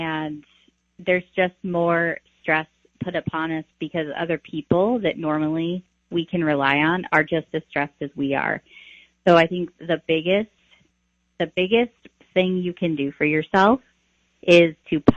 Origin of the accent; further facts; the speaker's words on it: Taylorville, Illinois, United States; I grew up in Taylorville, Illinois. So that's my hometown